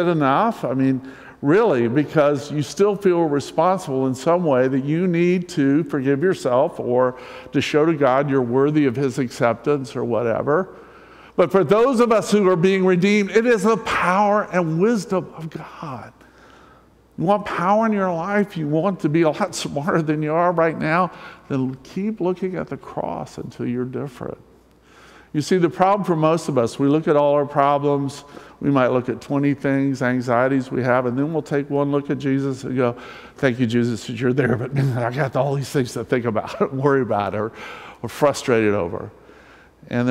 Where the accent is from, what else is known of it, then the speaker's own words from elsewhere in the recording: the South, United States; I'm from the South. I grew up in the South.